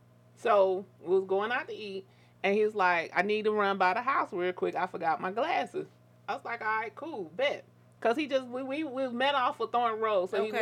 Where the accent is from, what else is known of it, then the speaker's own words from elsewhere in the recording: Atlanta, Georgia, United States; I was born and raised in Atlanta.